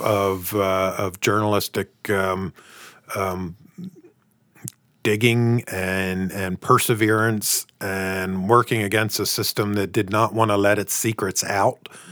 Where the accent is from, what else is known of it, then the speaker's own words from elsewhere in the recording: United States; now in Canada; I'm from the States